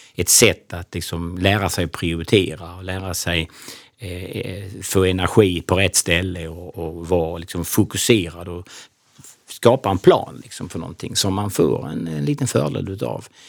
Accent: Kristianstad, Skåne, Sweden; moved away as an adult; född och uppvuxen i Kristianstad

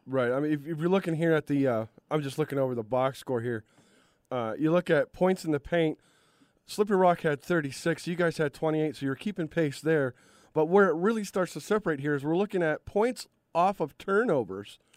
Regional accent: Cleveland, Ohio, United States; my hometown, Cleveland

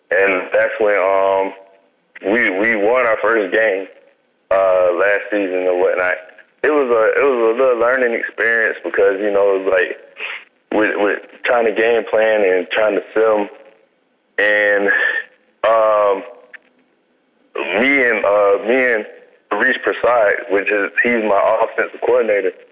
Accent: Eustis, Florida, United States; And my hometown, it's a little town called Eustis, Florida, mm. um, which is, uh, I'd say, maybe 45 minutes away from um, Orlando.

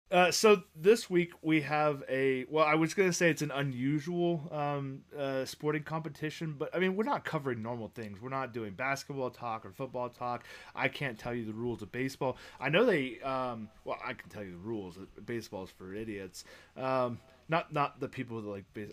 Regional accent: United States; being an American.

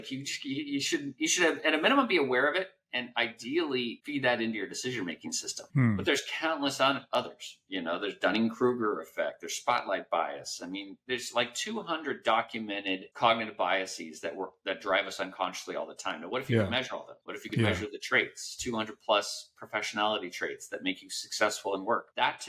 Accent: Guam; also born or lived in Hawaii / Colorado Springs, Colorado; I grew up mostly in Guam, about 8 years of my childhood in Guam, and then Hawaii, and then Colorado.

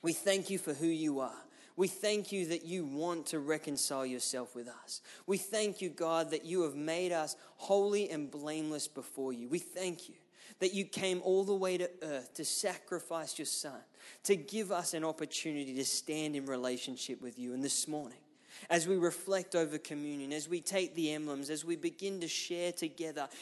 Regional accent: Ipswich, Queensland, Australia; I grew up in Ipswich, which is just west of Brisbane

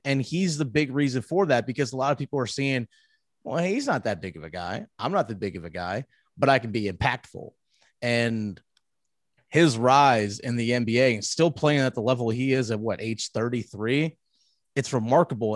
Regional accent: Charlottesville, Virginia, United States; moved away as an adult; also born or lived in Winchester, Virginia / Milwaukee; now in Raleigh, United States; I grew up in Charlottesville, which is the central part of the state where the University of Virginia is

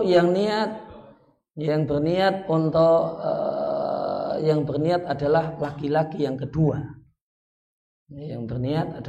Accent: Yogyakarta, Special Region of Yogyakarta, Indonesia; Karena saya orang Jogja nanti yang yangan jadinya.

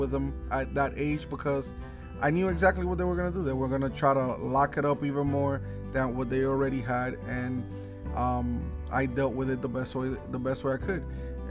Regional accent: Newark, New Jersey, United States; I was raised in Newark. Newark was definitely not the greatest place to have a childhood.

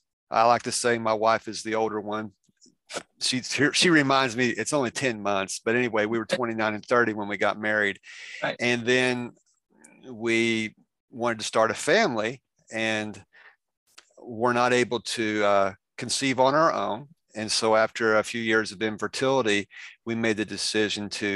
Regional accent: Indiana, United States; accent: Southern; I'm from Indiana, born in, raised here my whole life, actually grew up 3 miles from here

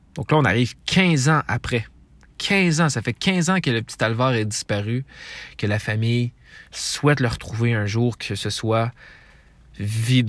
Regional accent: Quebec, Canada

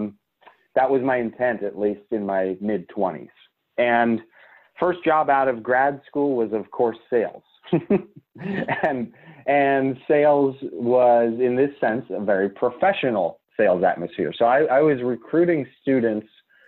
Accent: Pittsburgh, Pennsylvania, United States; moved away as an adult; also born or lived in Tampa, Florida; I'm from Pittsburgh, but I went to school in Tampa, Florida

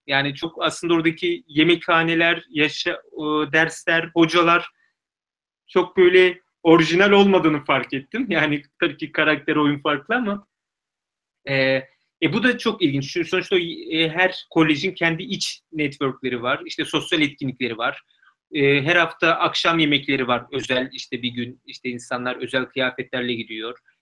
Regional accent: Turkey; moved away as an adult; now in Oxford, United Kingdom

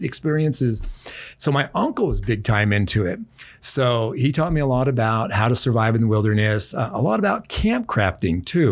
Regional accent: Omaha, Nebraska, United States; Ended up in an orphanage, a boys' town in Omaha, Nebraska

